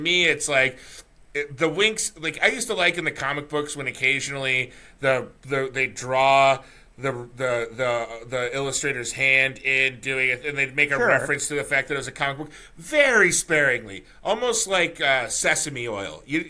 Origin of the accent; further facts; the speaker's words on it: United States; also born or lived in Simi Valley, California; now in New York, United States; I grew up near the Canadian border